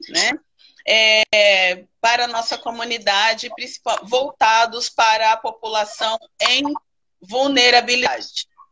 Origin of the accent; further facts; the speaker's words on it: São Paulo, Brazil; now in Guapimirim, Brazil; sou natural de São Paulo, mas eu escolhi o Rio de Janeiro para morar, e especificamente agora em Guapimirim